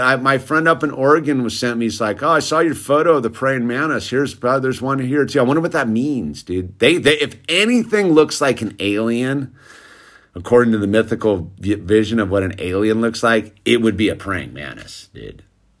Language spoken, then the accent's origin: English; New Zealand; I'm from New Zealand, so I'm probably fake.